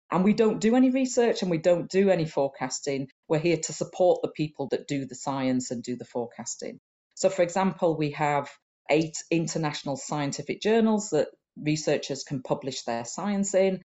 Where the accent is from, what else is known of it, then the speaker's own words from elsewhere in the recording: Huddersfield, Yorkshire and the Humber, United Kingdom; I was born in Huddersfield in Yorkshire, which is in the north of England